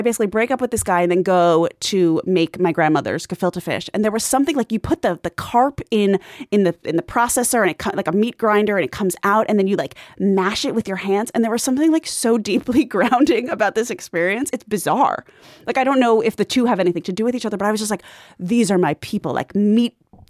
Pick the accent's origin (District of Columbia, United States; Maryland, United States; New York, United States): New York, United States; Long Island; I grew up on Long Island where, like, everything was Jewish by osmosis in my particular portion.